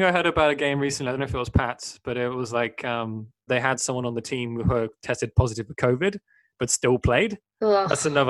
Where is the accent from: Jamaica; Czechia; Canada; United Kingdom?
United Kingdom; Cornwall, South West England; now in Sweden; I was born in Cornwall in the southwest